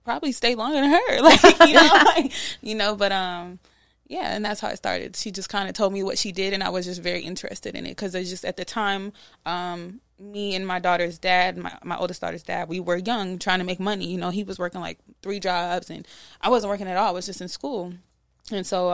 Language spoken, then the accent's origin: English; Charlotte, North Carolina, United States; also born or lived in Iowa; I was raised in North Carolina